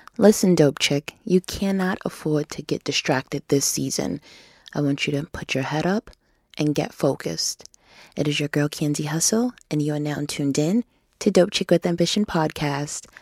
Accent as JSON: {"language": "English", "region": "New York", "country": "United States", "said": "in New York State, I'm from New York State"}